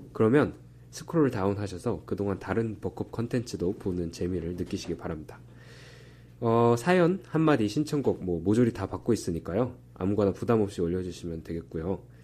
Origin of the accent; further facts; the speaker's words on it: Texas, United States; now in Berkeley, United States; 제가 텍사스에서 왔거든요